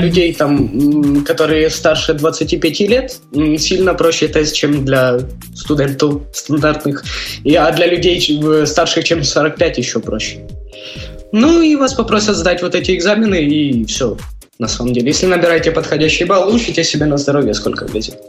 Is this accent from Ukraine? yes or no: yes; Ukraine; accent: Ukrainian; moved away as an adult; now in Spain; Я украинец